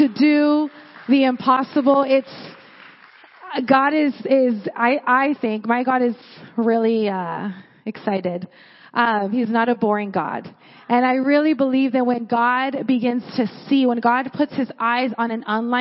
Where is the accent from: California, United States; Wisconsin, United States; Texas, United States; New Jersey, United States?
California, United States; Porterville; I'm from Porterville